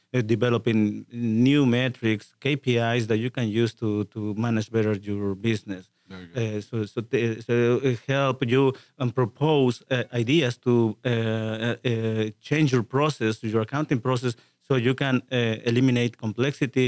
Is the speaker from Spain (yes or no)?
no; Mexico; moved away as an adult; also born or lived in Chicago / Houston area; now in Houston, United States; I have a, work in all my professional life down there in Mexico, except for the last ten years when we came to the U.S